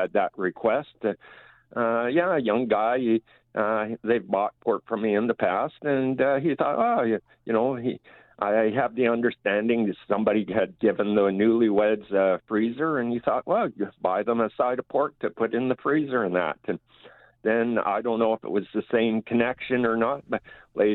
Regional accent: Argyle, Manitoba, Canada; I'm from Argyle, Manitoba here, just north of Stonewall and north of Winnipeg a little ways.

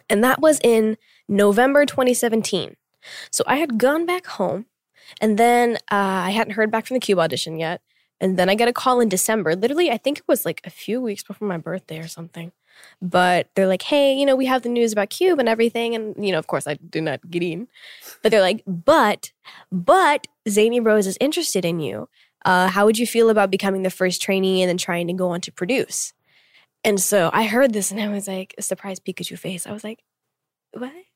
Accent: Tulsa, Oklahoma, United States; moved away as an adult; being born and raised there for twenty-one years

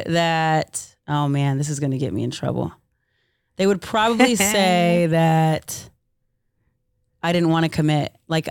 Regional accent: Southern California, United States; I grew up in Southern California.

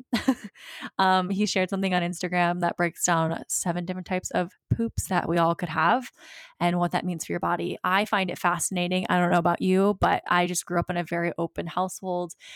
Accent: Virginia Beach, Virginia, United States; moved away; my hometown, uh, Virginia Beach

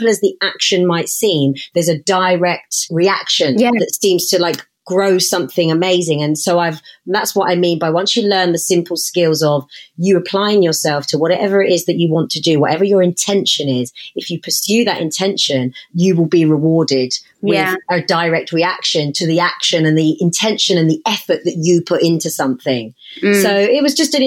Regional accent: Hertfordshire, East of England, United Kingdom; growing up in Hertfordshire

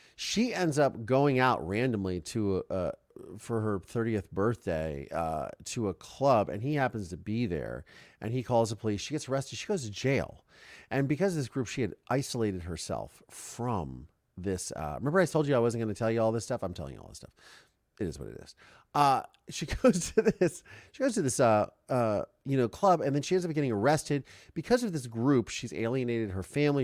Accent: Ohio, United States; also born or lived in Canada; now in Los Angeles, United States; I'm from Ohio

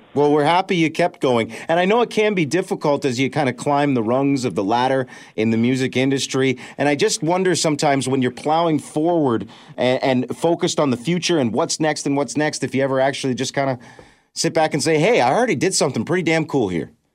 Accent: London, Ontario, Canada; right here in my hometown of London

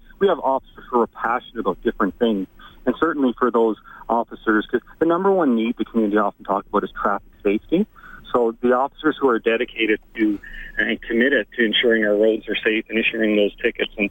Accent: Newfoundland and Labrador, Canada; now in Alberta, Canada; I'm from Newfoundland and Labrador

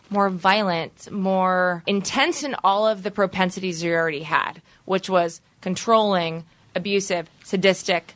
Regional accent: East Coast, United States; I'm from the East Coast

